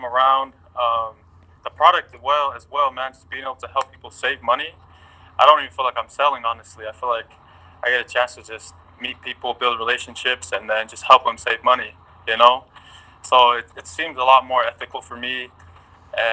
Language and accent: English; Lehi, Utah, United States; I'm from Lehigh. I grew up in Lehigh, Utah.